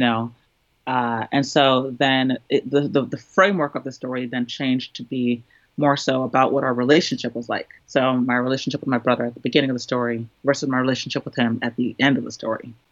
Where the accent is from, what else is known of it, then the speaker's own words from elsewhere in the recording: Trinidad & Tobago; now in United States; me being Trinidadian, being a woman, uh, being a person of color in the United States, living in an urban area